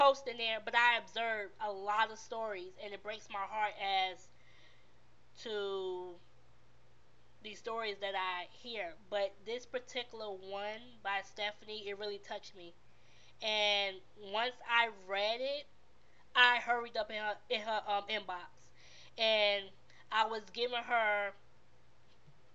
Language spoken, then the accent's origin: English; New York City, New York, United States; moved away; I am from Brooklyn, New York